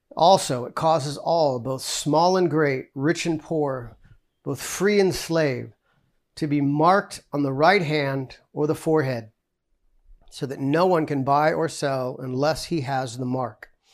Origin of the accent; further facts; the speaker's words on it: United States; we're American Christians